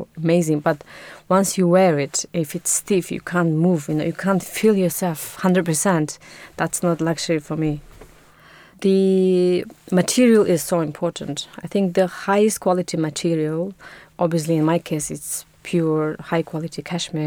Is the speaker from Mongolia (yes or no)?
yes; Mongolia; moved away as an adult; also born or lived in Budapest, Hungary; now in London, United Kingdom; I'm from Mongolia, where I spent my first 18 years, and then I moved to Budapest to study design and textile.